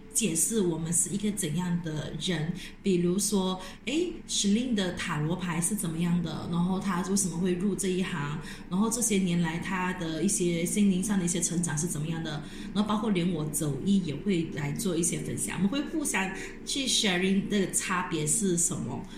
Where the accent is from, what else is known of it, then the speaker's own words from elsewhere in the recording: Malacca, Malaysia; 我们本身是来自马来西亚， ，我们在马来西亚的马六甲州